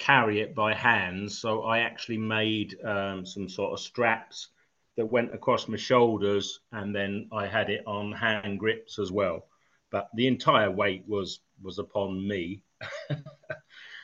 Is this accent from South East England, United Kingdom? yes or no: yes; Eastbourne, South East England, United Kingdom; moved away; my hometown of Eastbourne